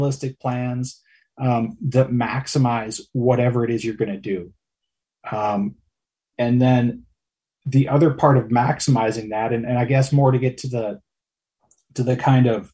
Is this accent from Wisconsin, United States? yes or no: yes; Wisconsin, United States; we went camping every weekend growing up in Wisconsin